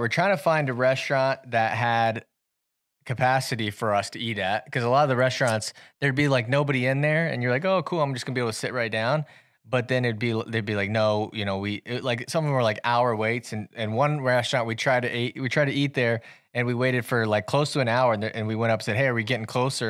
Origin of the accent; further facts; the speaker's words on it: Centerville, United States; moved away; we had to go down to my hometown